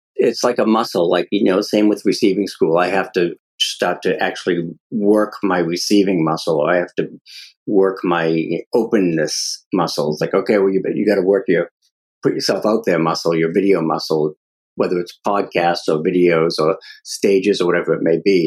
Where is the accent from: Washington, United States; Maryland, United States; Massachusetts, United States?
Massachusetts, United States; Medford; growing up in Medford, Mass, the uh, mob capital of New England